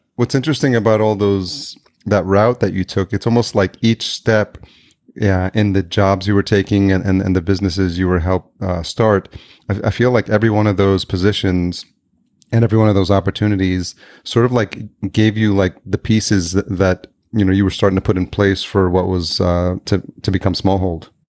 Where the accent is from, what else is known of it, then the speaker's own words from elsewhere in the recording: Yonkers, New York, United States; moved away as an adult; also born or lived in Los Angeles, United States; now in Minneapolis, United States; I grew up in Yonkers, New York, just outside uh, Manhattan